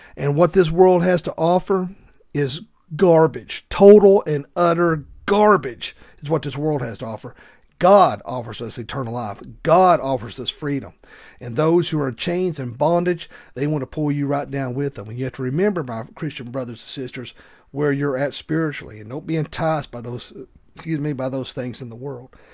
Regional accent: the South, United States; accent: thick Southern; my thick Southern accent

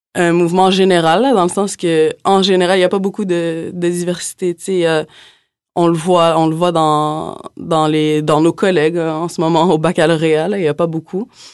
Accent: Montreal, Quebec, Canada; moved away as an adult; now in Quebec City, Canada; je suis originaire de Montréal aussi

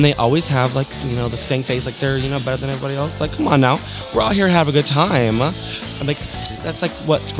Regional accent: St. Louis, Missouri, United States; moved away; I'm from St. Louis.

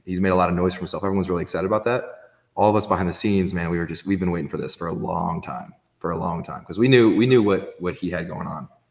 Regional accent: Indianapolis, Indiana, United States; I'm from Indy

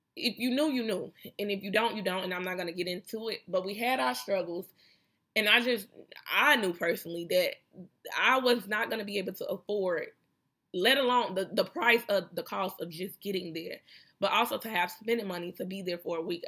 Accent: Chicago, Illinois, United States; I'm from Chicago where we got skyscrapers and shit

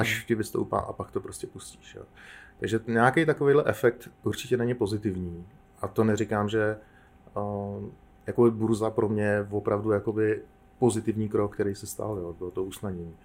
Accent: Czechia; my jako Češi jsme zažili

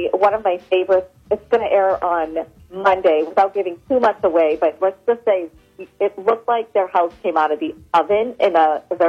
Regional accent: Washington, District of Columbia, United States; born or raised there; moved away

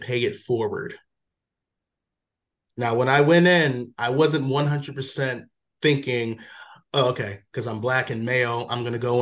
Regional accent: Waldorf, Maryland, United States; also born or lived in Washington, District of Columbia, United States / Prince George's County, Maryland; Maryland, majority of my life, lived in PG for like 4 years, and then Charles County, Waldorf, Super Maryland

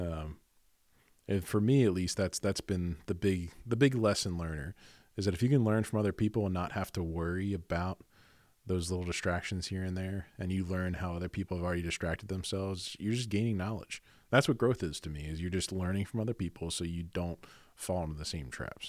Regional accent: Garnet Valley, Pennsylvania, United States; I'm from Garnet Valley

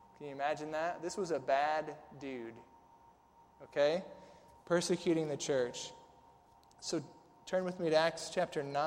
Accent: Southern Illinois, United States; now in Tennessee, United States; I'm from Southern Illinois

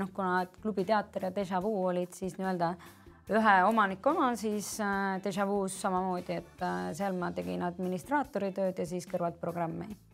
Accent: Väätsa, Järva County, Estonia; moved away as an adult; now in Tallinn, Estonia; ma olen pärit Järvamaalt, Väätsalt

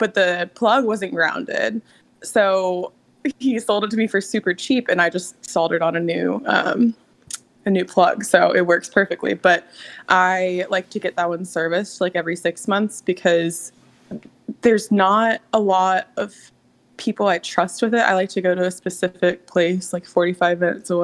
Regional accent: Durham, North Carolina, United States; moved away; I grew up there. I was born and raised in Durham, North Carolina.

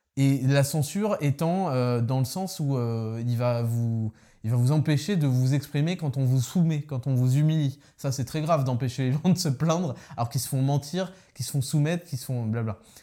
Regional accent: Paris, Île-de-France, France; je suis parisien

